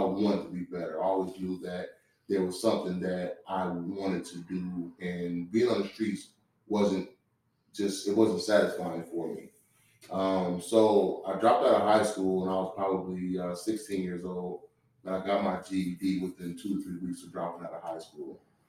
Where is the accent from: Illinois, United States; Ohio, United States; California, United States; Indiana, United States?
Illinois, United States; Chicago; also born or lived in Waterloo, United States; I'm from Chicago. I grew up between Chicago and a small town in Waterloo, Iowa.